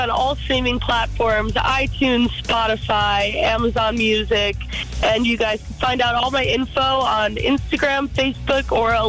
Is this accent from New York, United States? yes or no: no; Scranton, Pennsylvania, United States; born or raised there; now in Nashville, United States